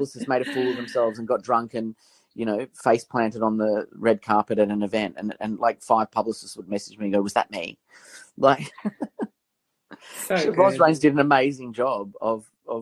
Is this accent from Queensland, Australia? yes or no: no; Canberra, Australian Capital Territory, Australia; I grew up in Canberra, a very sort of working class family.